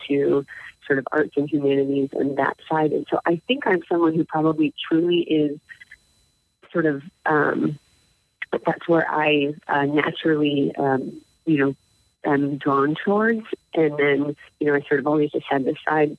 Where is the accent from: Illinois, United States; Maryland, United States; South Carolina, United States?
Maryland, United States; Baltimore; now in Wisconsin, United States; I grew up in Baltimore